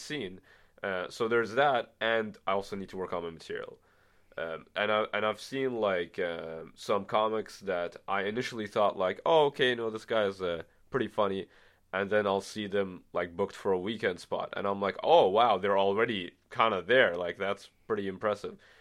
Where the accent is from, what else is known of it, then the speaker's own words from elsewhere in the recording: Bahrain; now in Ottawa, Canada; I'm from the Middle East, from a small country called Bahrain